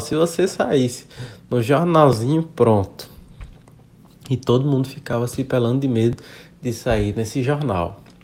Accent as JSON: {"language": "Portuguese", "town": "Campo Alegre de Lourdes", "region": "Bahia", "country": "Brazil", "tie": "born or raised there", "moved": "yes", "lives_now": "Teresina, Brazil", "said": "sou criado da Bahia e moro atualmente no Império de Teresina, Piauí"}